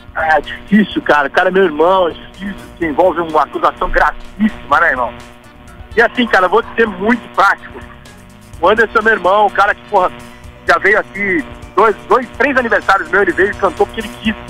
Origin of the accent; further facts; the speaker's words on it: São Paulo, Brazil; moved away as an adult; now in Rio de Janeiro, Brazil; Eu sou de São Paulo, né? Moro aqui há oito anos.